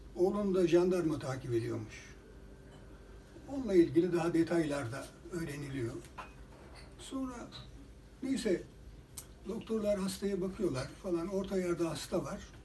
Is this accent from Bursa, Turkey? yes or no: yes; Bursa, Turkey; ben bir boşnak anne babanın çocuğu olarak Bursa'da doğdum.